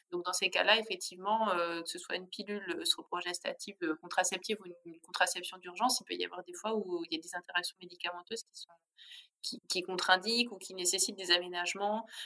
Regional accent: Grand Est, France; d'origine, j'avais envie de vous faire euh, une recette alsacienne, mais vraiment à la façon des grands-mères alsaciennes.

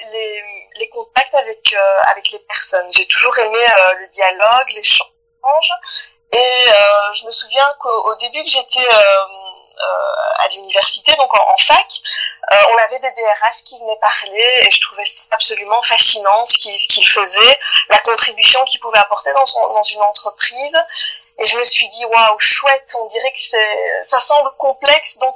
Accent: Belgium; je suis née en Belgique et j'ai, fait mes études et j'ai travaillé euh, euh, exclusivement en Belgique, même si j'ai travaillé dans des sociétés internationales, mais j'ai, toujours été basée en Belgique.

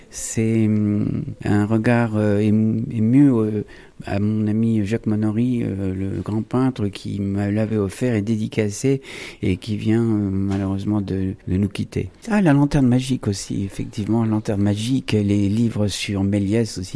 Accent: Buenos Aires, Argentina; born there; mes origines je suis né à Buenos Aires en Argentine en 1948 et donc je suis né dans un port un grand port de commerce

